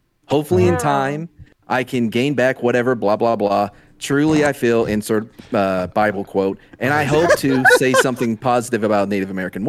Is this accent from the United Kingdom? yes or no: no; New Zealand; accent: New Zealand; You made fun of my New Zealand accent.